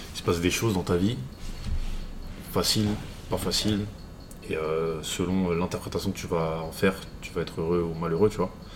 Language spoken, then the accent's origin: French; Paris, Île-de-France, France; Je suis parisien